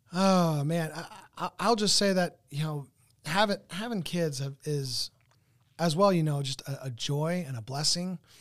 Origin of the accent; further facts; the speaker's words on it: Southern California, United States; moved away; I come from Southern California.